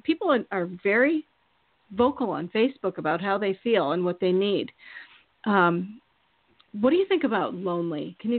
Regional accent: Minnesota, United States; I'm from Minnesota. Also, you know, my parents live there and everything.

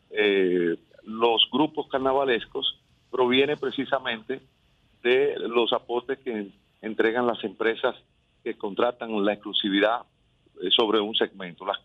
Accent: Santiago de los Caballeros, Santiago, Dominican Republic; yo soy santiaguero

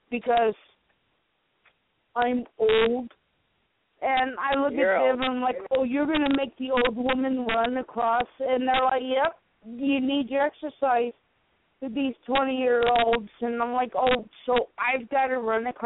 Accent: South Carolina, United States; I grew up in South Carolina. I I was not born in South Carolina

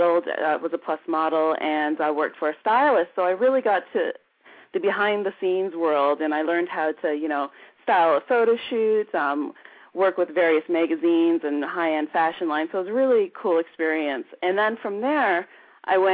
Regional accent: Canada; moved away; growing up in Canada during the 80s

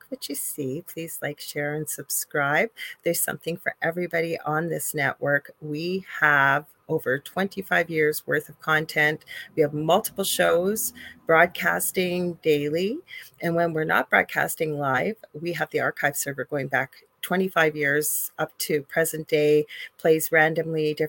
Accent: Canada; I'm a Canadian clairvoyant medium

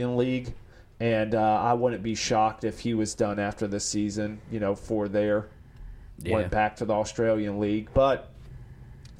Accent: United States; As an American

